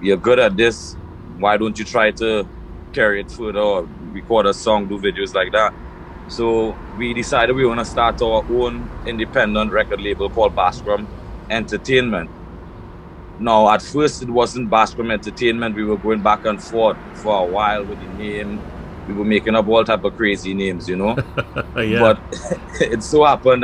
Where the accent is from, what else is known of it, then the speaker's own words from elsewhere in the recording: Trinidad & Tobago; moved away as an adult; also born or lived in London, Ontario; now in St. Catharines, Canada; I was born in Trinidad and Tobago. I migrated to Canada, I would say, when I was about 20 years old